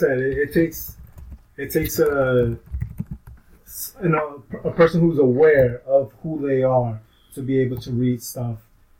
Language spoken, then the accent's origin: English; New York, United States; And we're from New York.